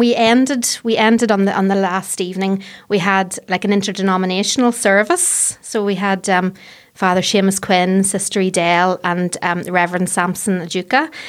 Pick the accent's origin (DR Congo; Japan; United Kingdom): United Kingdom; Fermanagh, Northern Ireland; moved away as an adult; now in Belfast, United Kingdom; I grew up in Fermanagh, so I, the, the countryside was my playground